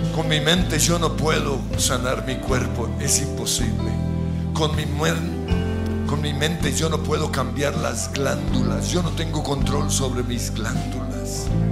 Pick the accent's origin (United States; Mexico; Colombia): Colombia